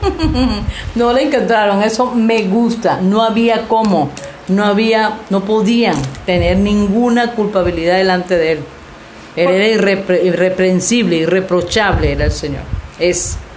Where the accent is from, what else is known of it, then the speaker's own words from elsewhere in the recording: Venezuela; now in Mexico; somos venezolanas, estamos aquí en México